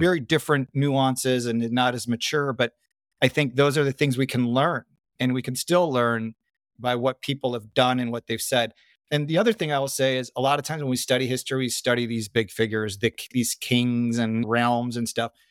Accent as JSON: {"language": "English", "town": "Chicago", "region": "Illinois", "country": "United States", "tie": "born or raised there", "also_born_or_lived": "Sydney, Australia / Parramatta, Australia", "said": "we grew up in Chicago, Midwest, born in, or not born, but raised"}